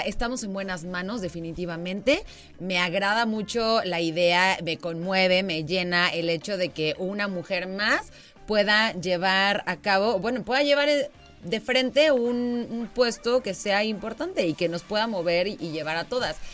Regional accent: Querétaro, Mexico; Yo nací en el Hospital Margarita, o sea, cien por ciento queretana.

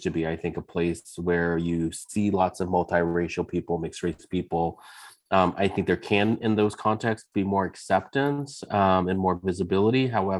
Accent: San Francisco, California, United States; I grew up in San Francisco

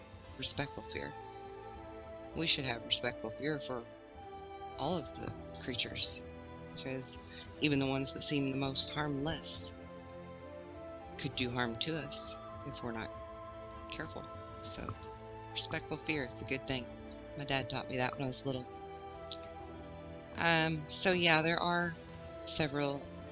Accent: Arkansas, United States; Where I grew up in Arkansas

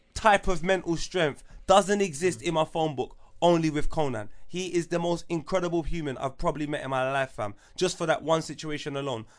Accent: London, United Kingdom; also born or lived in Wood Green; Tottenham 'cause that's where I'm from

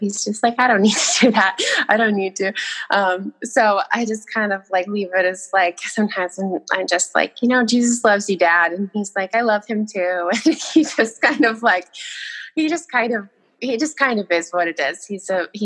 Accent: Millinocket, Maine, United States; I grew up in Millinocket, Maine, really small town.

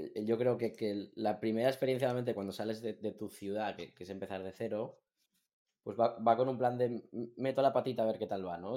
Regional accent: Barcelona, Catalonia, Spain; yo, que soy de Barcelona, el, salto a Madrid

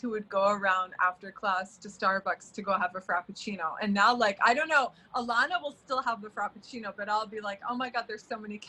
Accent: London, United Kingdom; also born or lived in Florida, United States; I grew up between London and Florida, even though I'm from the Middle East, and we went to school together in London

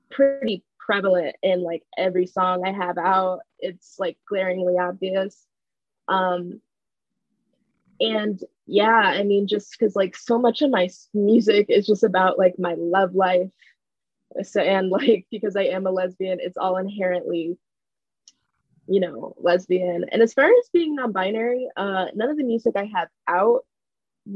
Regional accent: Chicago, Illinois, United States; I'm from Chicago, 22 years old.

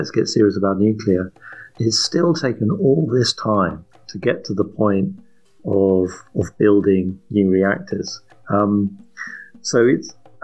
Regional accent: England, United Kingdom; As an English guy sitting here in London

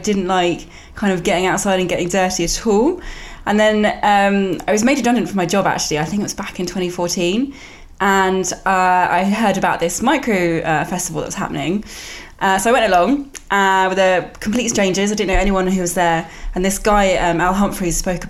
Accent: near Cambridge, East of England, United Kingdom; I grew up near Cambridge

